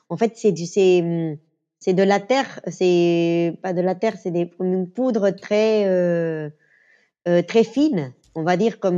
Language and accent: French; Venezuela; French is a second language; Le quattro, je l'avais joué à l'école quand j'étais petite au Venezuela.